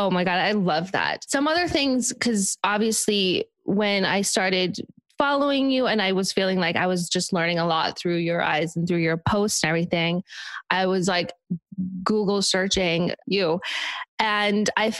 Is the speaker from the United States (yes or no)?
yes; Park City, Utah, United States; even growing up in Park City, it was a resort city.